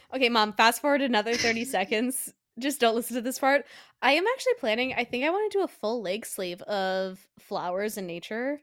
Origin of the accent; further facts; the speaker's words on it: Colorado, United States; now in Pennsylvania, United States; back in Colorado, my home state. I'm visiting home for Christmas